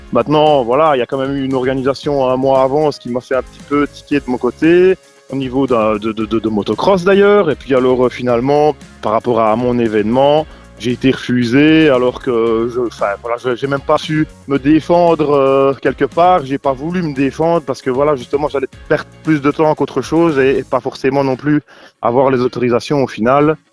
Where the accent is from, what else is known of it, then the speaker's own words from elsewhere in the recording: Arbrefontaine, Wallonia, Belgium; also born or lived in Provedroux, Vielsalm; now in Vielsalm, Belgium; mon village natal d'ailleurs, à fontaine